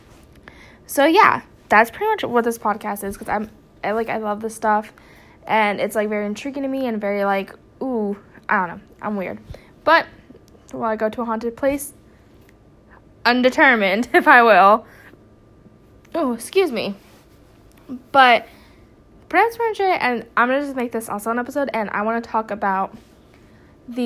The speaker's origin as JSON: {"language": "English", "region": "New Jersey", "country": "United States", "moved": "yes", "lives_now": "North Carolina, United States", "said": "I'm originally from New Jersey, but I'm in North Carolina"}